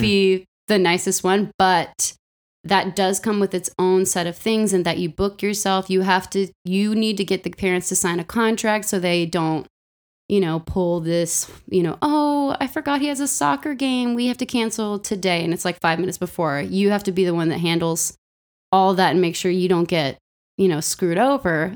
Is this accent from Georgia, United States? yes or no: no; Los Angeles, California, United States; moved away; I grew up in Los Angeles and I grew up in a musical